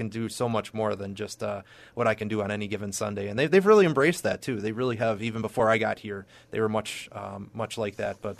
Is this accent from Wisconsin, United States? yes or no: yes; Watertown, Wisconsin, United States; So I grew up in Watertown, Wisconsin, and you can probably hear that in my accent. I always get that down here. But it's a little warmer down here than up there.